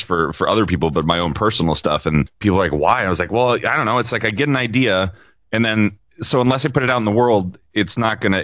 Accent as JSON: {"language": "English", "town": "Salem", "region": "Oregon", "country": "United States", "tie": "born or raised there", "also_born_or_lived": "Ellensburg, Washington / Bend, Oregon", "said": "I moved to the capital of Salem, Oregon, when I was about 5. And I've kind of been here off and on ever since."}